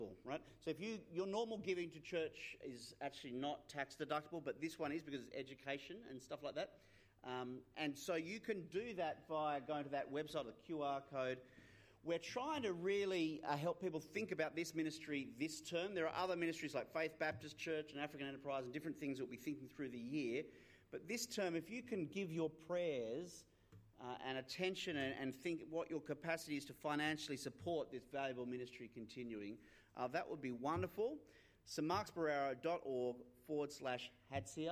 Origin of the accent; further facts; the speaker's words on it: Australia; There's this quirk in Australian history, because of the fact we were founded by an English colony. We're an English colony